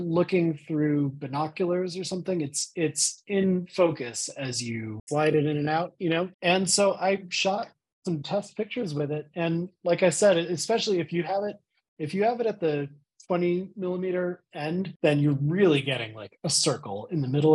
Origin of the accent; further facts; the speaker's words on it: Pittsburgh, Pennsylvania, United States; I'm from Pittsburgh